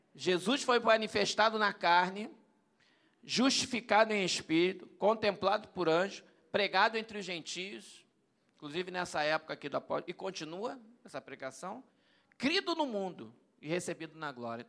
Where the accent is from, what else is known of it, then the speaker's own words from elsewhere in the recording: Brazil; Eu sou brasileiro.